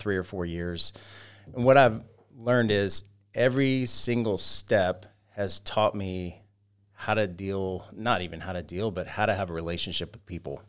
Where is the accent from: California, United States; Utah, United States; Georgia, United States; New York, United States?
Georgia, United States; Roswell; also born or lived in Carrollton, Georgia / Sugar Hill, Georgia / Monroe, Georgia; I grew up in Roswell, Georgia